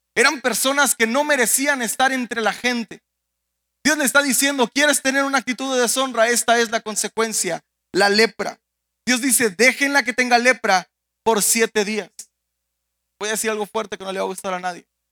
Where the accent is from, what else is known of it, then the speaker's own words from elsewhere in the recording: Mexico; moved away; como mexicanos, a pesar de que vivimos en un país extranjero que nos ha abrazado